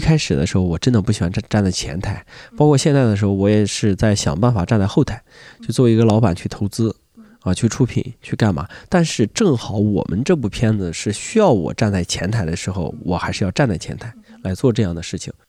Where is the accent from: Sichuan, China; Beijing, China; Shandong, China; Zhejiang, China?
Shandong, China; 我们山东人讲话就是撑不开了